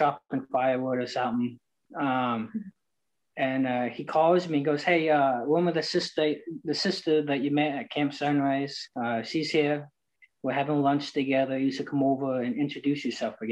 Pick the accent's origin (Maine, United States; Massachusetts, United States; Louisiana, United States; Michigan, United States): Maine, United States; Bath; also born or lived in Tarrytown, New York; now in Texas, United States; I grew up in Bath, Maine, small fishing town.